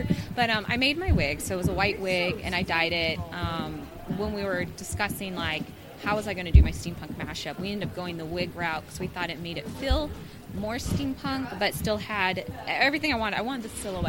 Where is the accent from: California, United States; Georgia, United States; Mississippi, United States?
California, United States; Modesto; moved away as an adult; now in San Diego, United States; I'm actually from Modesto.